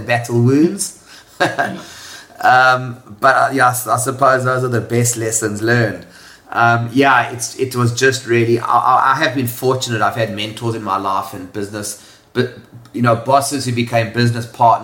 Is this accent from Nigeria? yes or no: no; South Africa; moved away as an adult; now in Hong Kong; So I was born in South Africa. If you can't tell from the accent, it's a bit of a giveaway. I left South Africa at the age of 25.